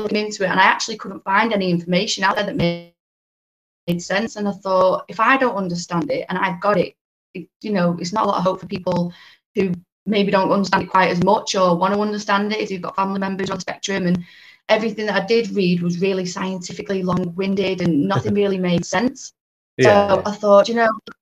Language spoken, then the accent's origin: English; Warrington, North West England, United Kingdom; I'm from the Warrington area, which is in between Manchester and Liverpool up in the northwest.